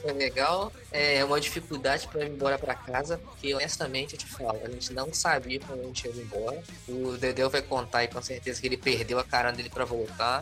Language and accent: Portuguese; Rio de Janeiro, Brazil; Eu sou do estado do Rio, mas eu nunca tinha ido para a capital sozinho.